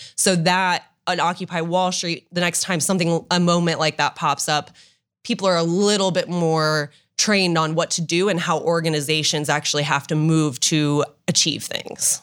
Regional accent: Dublin, Ohio, United States; also born or lived in Oxford, Ohio / Washington, D.C.; I grew up in Dublin, um, lived there my whole life up until college

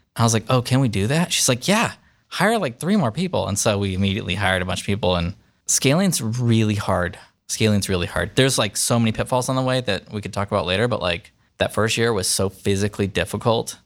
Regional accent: the Bay Area, Northern California, United States; now in Columbus, United States; I was born in California, grew up there

